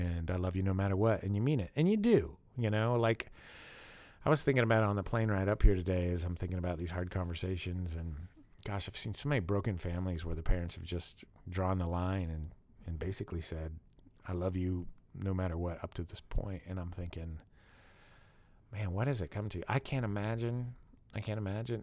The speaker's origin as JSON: {"language": "English", "town": "Pittsburgh", "region": "Pennsylvania", "country": "United States", "tie": "born or raised there", "said": "I grew up in Pittsburgh"}